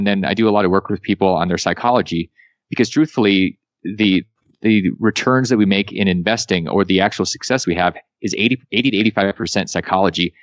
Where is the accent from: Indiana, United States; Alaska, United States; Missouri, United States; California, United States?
Alaska, United States; moved away as an adult; I came from Alaska.